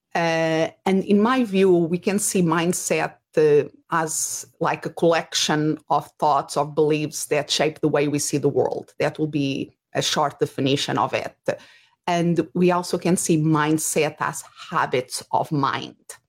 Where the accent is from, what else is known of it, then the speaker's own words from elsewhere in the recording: Portugal; English is a second language; moved away; if people are wondering about my accent, Uh, originally, I'm from Portugal